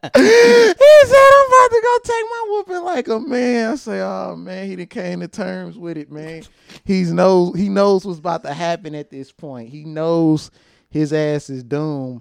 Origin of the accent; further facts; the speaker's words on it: St. Louis, Missouri, United States; I'm from St. Louis, Missouri, the North Side, the treach the most treacherous part of St. Louis